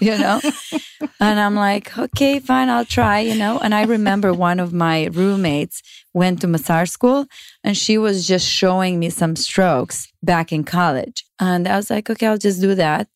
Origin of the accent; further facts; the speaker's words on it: Romania; English is a second language; moved away as an adult; now in United States; I grew up in Romania. I moved in the States only when I was twenty-one.